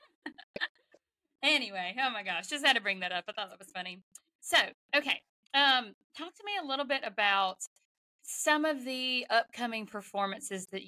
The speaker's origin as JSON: {"language": "English", "region": "the South", "country": "United States", "accent": "Southern", "said": "I'm a little Southern"}